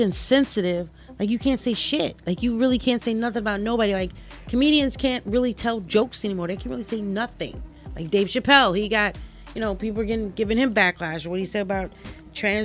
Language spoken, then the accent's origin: English; St. Louis, Missouri, United States; being from St. Louis